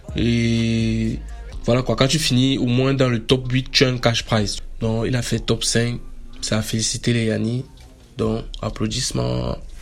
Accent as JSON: {"language": "French", "country": "Cameroon", "said": "Je suis camerounais"}